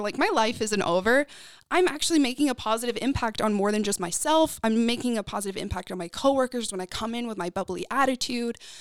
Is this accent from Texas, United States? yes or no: yes; Texas, United States; also born or lived in North Carolina; I was raised in Texas.